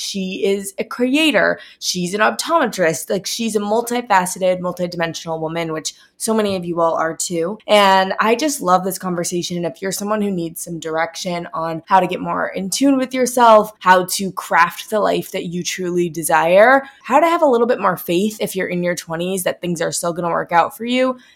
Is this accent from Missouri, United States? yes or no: yes; St. Louis, Missouri, United States; I'm from St. Louis